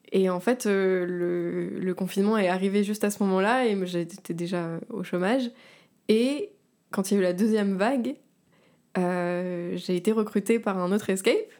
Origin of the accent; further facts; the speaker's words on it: Var, Provence-Alpes-Côte d'Azur, France; moved away as an adult; now in Paris, France; je viens de la Côte d'Azur, du Var